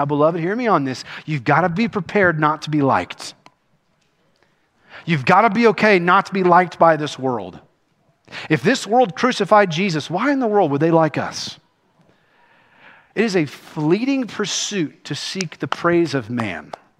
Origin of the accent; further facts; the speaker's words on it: Kentucky, United States; I'm a doofus. I'm from Kentucky. We can't count with our shoes on.